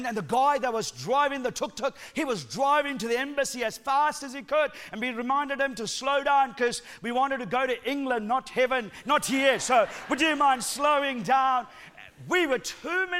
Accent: Sri Lanka; accent: Sri Lankan accent mixed with New Zealand; moved away as an adult; now in New Zealand; I'm originally from Sri Lanka, lived there for the first 17 years of my life.

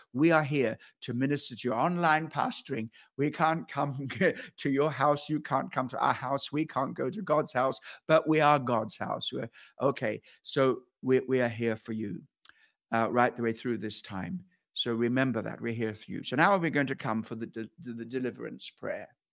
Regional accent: Kenya; moved away; I went back to Kenya and to, to, where, where I, place where I was born.

